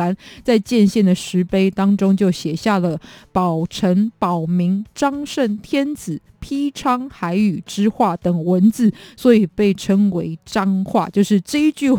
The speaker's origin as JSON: {"language": "Chinese", "region": "Kaohsiung", "country": "Taiwan", "tie": "born or raised there", "said": "再来是我的故乡高雄哦。"}